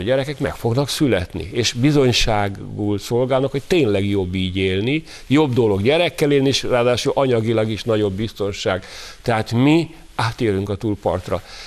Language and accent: Hungarian; Hungary; Mi magyarok